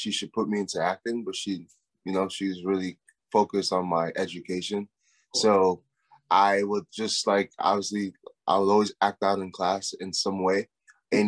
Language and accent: English; New Jersey, United States; moved away; I'm first generation American. I grew up in New Jersey